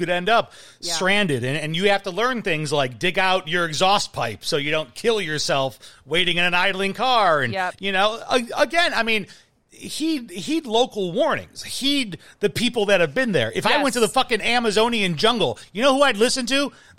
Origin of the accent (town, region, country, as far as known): Midwest, United States